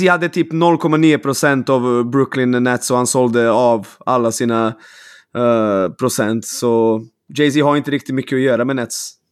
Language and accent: Swedish; Serbia; now in Sweden; Det är jättestort där jag kommer ifrån, vilket är Serbien.